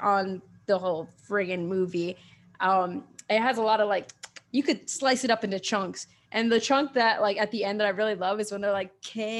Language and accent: English; Queens, New York, United States; Chile Dominican Rican, something like that. Yeah, but I always say I'm from Queens.